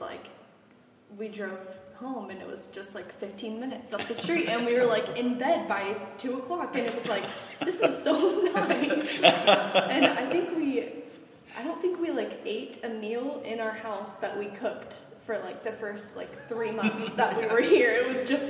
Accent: Stillwater, Oklahoma, United States; also born or lived in Weatherford, Oklahoma; now in Oklahoma City, United States; I grew up in Stillwater.

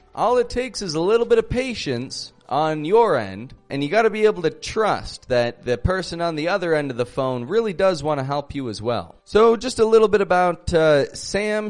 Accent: Toronto, Ontario, Canada; I'm from Toronto, Canada

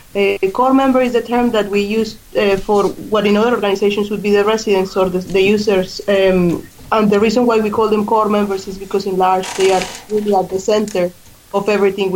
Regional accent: Colombia; English is a second language; moved away as an adult; also born or lived in Australia; now in Ireland; I was born in Colombia, where I live most of my life

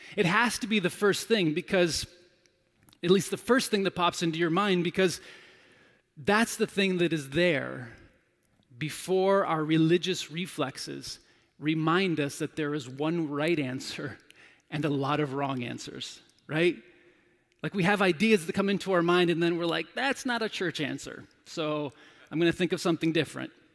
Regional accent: United States; as an American male

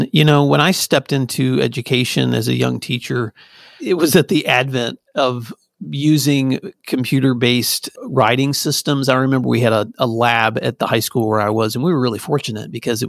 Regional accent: Tennessee, United States; also born or lived in California / New York / Virginia; now in Oklahoma; I grew up in Northwest Tennessee. My dad was in and out of the military in the Navy. So we also moved. So my life started in California. My growing up years were in West Tennessee.

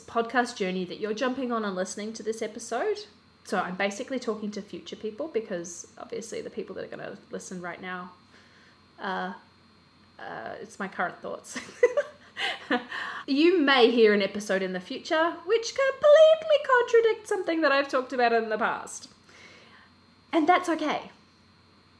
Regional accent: Australia; now in Christchurch, New Zealand; I am originally from Australia. I'm currently living in Christchurch, New Zealand

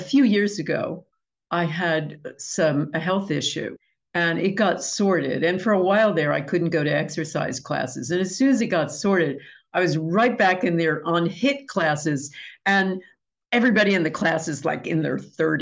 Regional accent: United States; I'm American

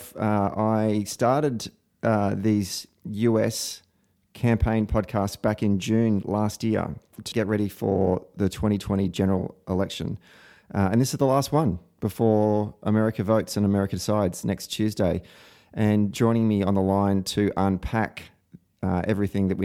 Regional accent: Victoria, Australia; I'm a bad Victorian

